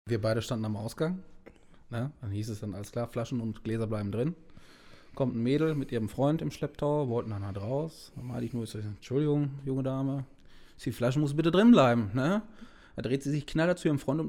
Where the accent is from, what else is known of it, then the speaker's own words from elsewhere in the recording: Germany; als Deutscher